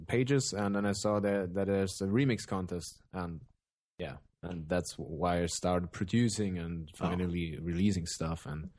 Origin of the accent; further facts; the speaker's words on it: Germany; from Germany. I'm 26 years old